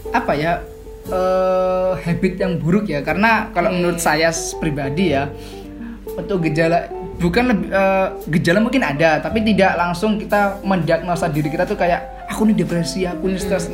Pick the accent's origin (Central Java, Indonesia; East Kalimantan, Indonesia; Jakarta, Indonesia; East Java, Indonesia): East Java, Indonesia; Jember; also born or lived in Surabaya; saya kalau asal tuh sebenarnya dari Surabaya kalau lahir. Cuma karena uh. saya sudah lama di Jember, jadinya saya uh, bilangnya ya tetap saya jadi Jember